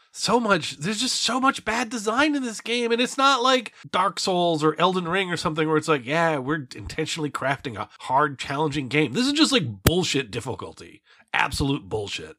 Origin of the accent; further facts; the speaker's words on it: United States; also born or lived in Florida; I am an American. I live in Florida